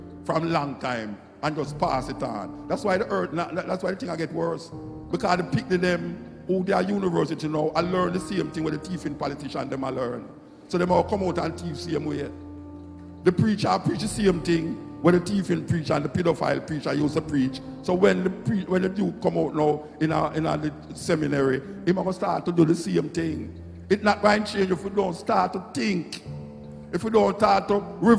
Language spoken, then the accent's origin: English; Jamaica; I'm Jamaican